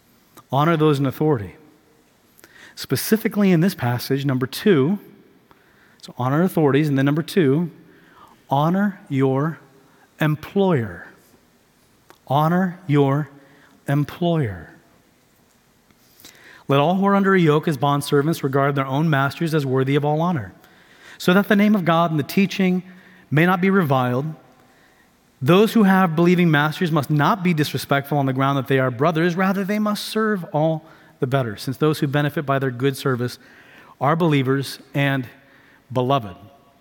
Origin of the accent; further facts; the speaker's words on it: Tanzania; also born or lived in Houston; I grew up in East Africa. I was born in Houston, 5 years old. My family, we moved to Tanzania, East Africa. So sub-Saharan East Africa, East Coast.